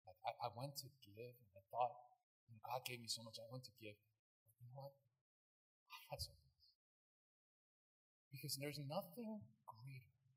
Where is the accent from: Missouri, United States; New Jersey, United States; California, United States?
California, United States; Brea; I'd be like, well, I'm from America. Like, oh, where? Oh, California. I'm like, oh, like, like where? And I'd be like, Brea.